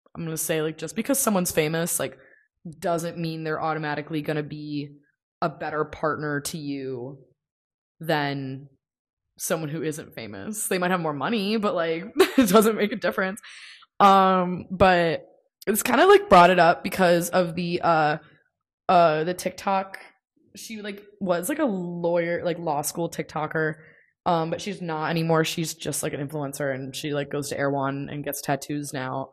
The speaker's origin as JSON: {"language": "English", "country": "United States", "said": "I don't really know a lot of, um, other languages, and many Americans don't, um, partially because of our school system"}